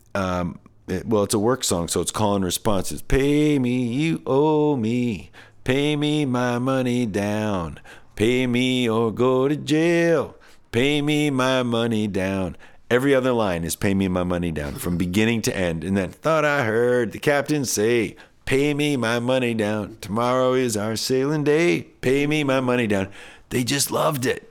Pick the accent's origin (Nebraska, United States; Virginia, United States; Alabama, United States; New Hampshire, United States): New Hampshire, United States; I grew up in New Hampshire